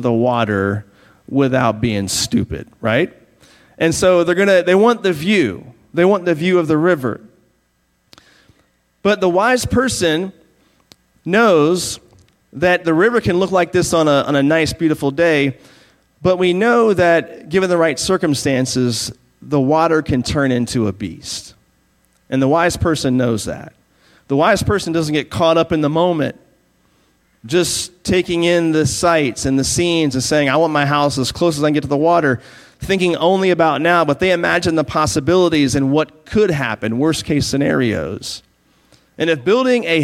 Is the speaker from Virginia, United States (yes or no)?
yes; Virginia, United States; moved away; I grew up in Virginia